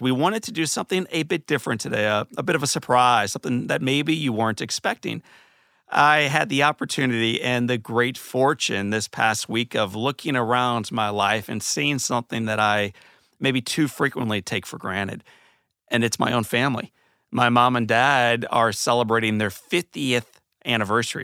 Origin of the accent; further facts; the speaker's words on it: St. Louis, Missouri, United States; When I was a kid, I grew up in Saint Louis, Missouri